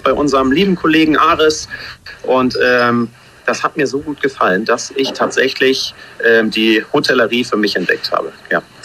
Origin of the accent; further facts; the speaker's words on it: Hamburg, Germany; moved away as an adult; also born or lived in Cologne; now in Noonu, Maldives; geboren in Hamburg, in Schnelsen, Fußballfan auch, ja, am Millantor groß geworden